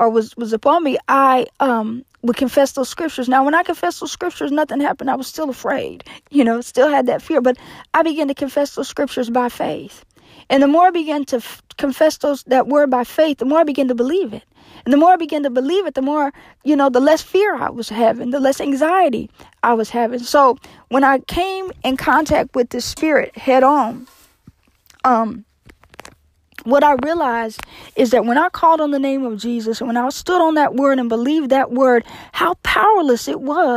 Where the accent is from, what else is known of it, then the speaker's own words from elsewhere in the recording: Indianapolis, Indiana, United States; every year I hold a yearly meeting in my hometown of Indianapolis, Indiana